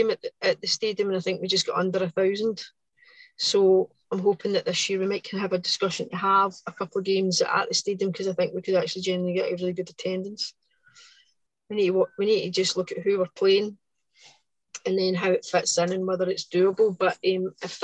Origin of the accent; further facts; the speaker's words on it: Lanarkshire, Scotland, United Kingdom; I don't come from Paisley area, so like I come from Lanarkshire